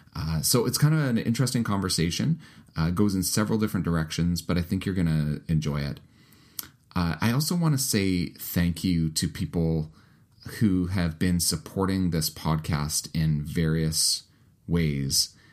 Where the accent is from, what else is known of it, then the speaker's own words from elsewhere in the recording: Canada; also born or lived in United Kingdom; my home country of the United Kingdom. Uh, I lived there for the first two years of my life before my family moved to Canada